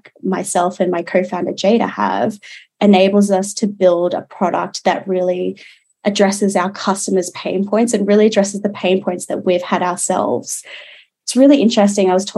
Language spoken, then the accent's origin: English; Newcastle, New South Wales, Australia; I grew up in Newcastle here in New South Wales and very much a coastal gal